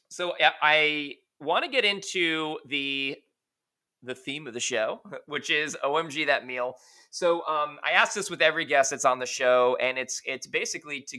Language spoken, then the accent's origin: English; New York, United States; moved away; I'm actually originally from New York, so like obviously like Italian pastries were a, a, a very big deal, um, you know, with my upbringing